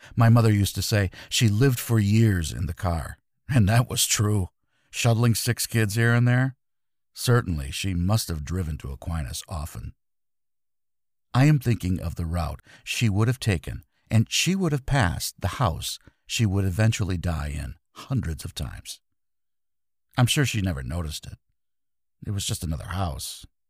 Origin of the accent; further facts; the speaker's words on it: Grand Rapids, Michigan, United States; Grand Rapids, my hometown